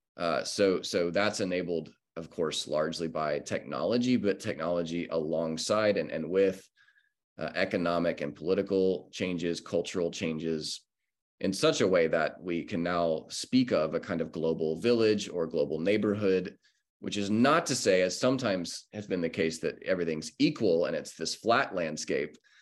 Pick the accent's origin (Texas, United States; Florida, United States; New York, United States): Texas, United States; Corpus Christi; now in Austin, United States; I'm from Texas. I grew up in South Texas, actually, born and raised in Corpus Christi.